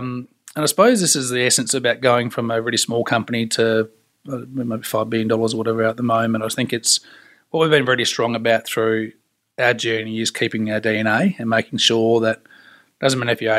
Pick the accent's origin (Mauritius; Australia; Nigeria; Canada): Australia; And for me, having growing up in Australia, it's everything outdoors.